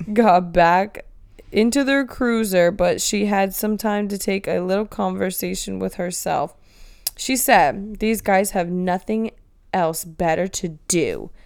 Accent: Florida, United States; we are from Florida

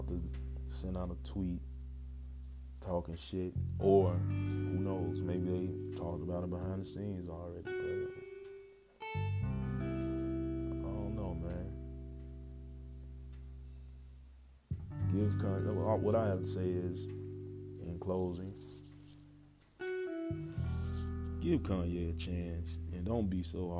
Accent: Chicago, Illinois, United States; as a Chicagoan

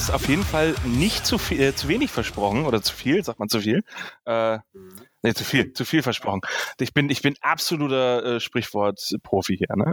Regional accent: Northern Germany, Germany; ich, ich komme aus dem Norden.

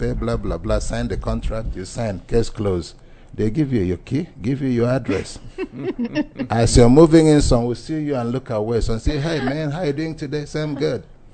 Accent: Nigeria; moved away; I'm from Nigeria, of the Igbo extraction.

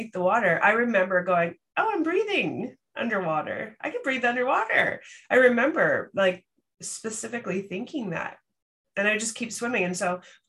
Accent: Canada; accent: Canadian; it's my Canadian accent

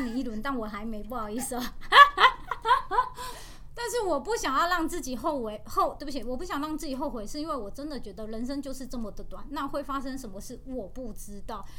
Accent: Taiwan; 我是台湾来的

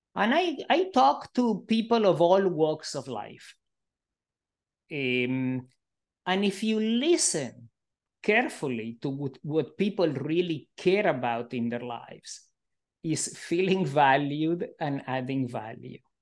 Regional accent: Argentina; also born or lived in Israel / Canada / Melbourne, Australia; now in United States; I grew up in Argentina under a fascist

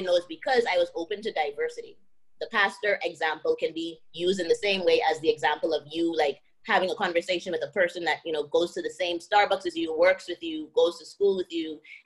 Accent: Bahamas; moved away as an adult; I came from the Bahamas, you know, the Bahamas is black and white

